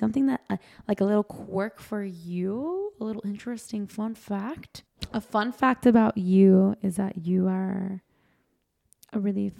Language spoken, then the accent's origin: English; Miami, Florida, United States; growing up here is very different.